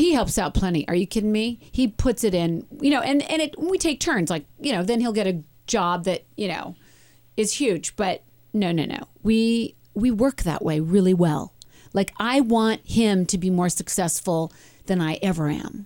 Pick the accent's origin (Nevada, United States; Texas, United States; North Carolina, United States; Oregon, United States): Oregon, United States; Medford; moved away; my time in Medford, growing up